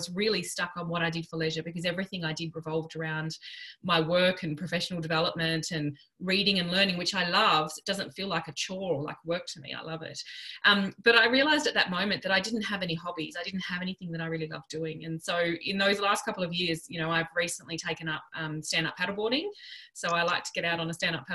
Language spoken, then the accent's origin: English; Western Australia, Australia; now in Melbourne, Australia; I relocated from Western Australia over to Melbourne in about I think it was 2002